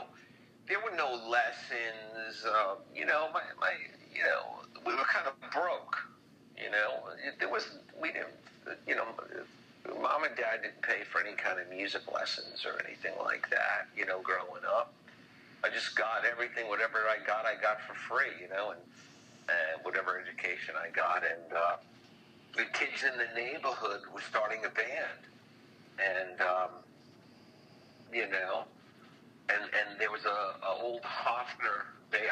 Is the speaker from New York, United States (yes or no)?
yes; Long Island, New York, United States; also born or lived in Brooklyn / Queens; I was born in Brooklyn, and I did some growing up in Queens, and then the family all moved us out to the family moved us all out to Long Island when I was a kid